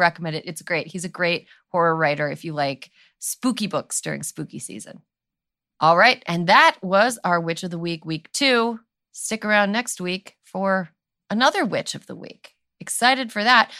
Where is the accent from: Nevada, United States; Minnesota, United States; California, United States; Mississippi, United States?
California, United States; as a Californian